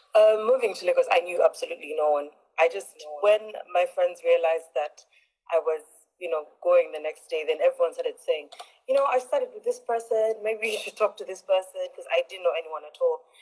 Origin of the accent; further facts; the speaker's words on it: Uganda; I'm Ugandan. I'm, um, yes, I'm from Uganda originally.